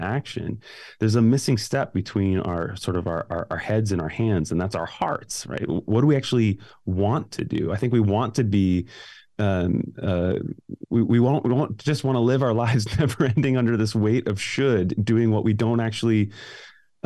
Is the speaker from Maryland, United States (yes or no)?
no; Glenview, Illinois, United States; moved away; I grew up in Glenview